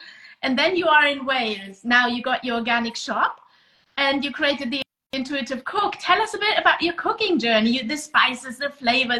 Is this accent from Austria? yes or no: yes; Vienna, Austria; now in Germany; I live in Germany. I'm Austrian, actually. I come from Vienna, but I live in Germany.